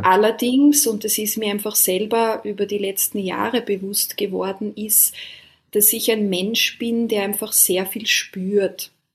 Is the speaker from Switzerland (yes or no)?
no; Austria; now in Taiwan; wir sind beide ursprünglich aus Österreich und jetzt an komplett unterschiedlichen Orten der Welt